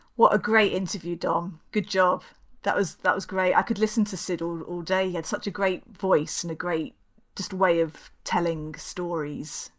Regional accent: Kingston upon Thames, London, United Kingdom; moved away; as we know from my accent, I'm not from around these parts. I grew up, uh, in a place called Kingston down in London

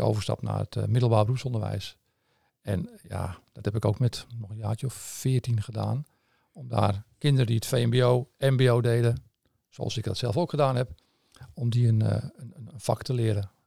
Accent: Amsterdam, North Holland, Netherlands; accent: Amsterdam; moved away; je hoort een beetje aan mijn accent, denk ik, dat het in Amsterdam eh, in zit

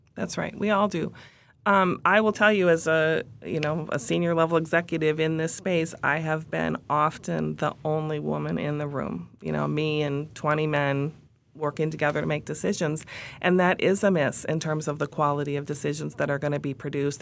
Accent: Minneapolis, Minnesota, United States; we're headquartered in Minneapolis, in my hometown.

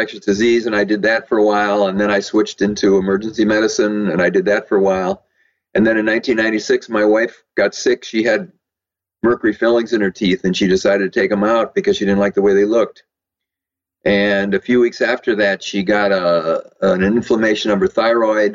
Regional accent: Madison, Wisconsin, United States; moved away as an adult; also born or lived in San Diego; I was born in Madison, Wisconsin. And I went to college and medical school there

